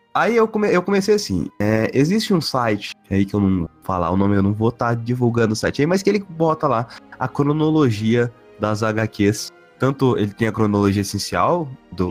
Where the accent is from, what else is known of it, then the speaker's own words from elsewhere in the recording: Goiás, Brazil; a gente nasceu no Brasil pobre fudido